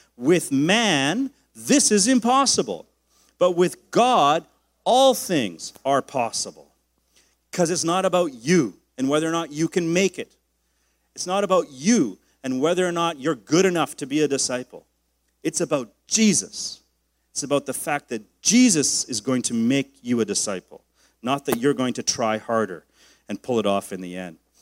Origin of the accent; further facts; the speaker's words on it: Canada; my rights as a Canadian man